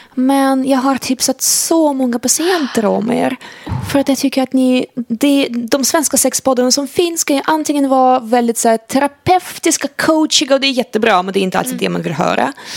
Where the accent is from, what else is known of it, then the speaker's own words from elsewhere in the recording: Sweden; som svensk